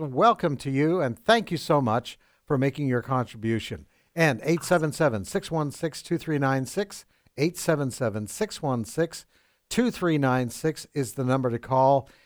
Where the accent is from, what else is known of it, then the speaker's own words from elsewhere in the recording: Vancouver, British Columbia, Canada; moved away as an adult; now in United States; I'm from Canada.